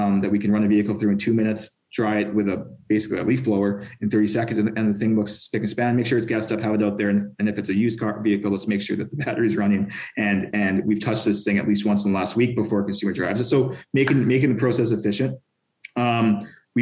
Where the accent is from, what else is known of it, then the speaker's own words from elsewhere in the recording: Canada; now in California, United States; I'm Canadian.